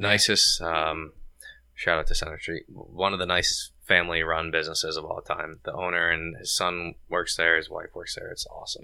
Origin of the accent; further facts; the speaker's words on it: Cheshire, Connecticut, United States; I'm from Cheshire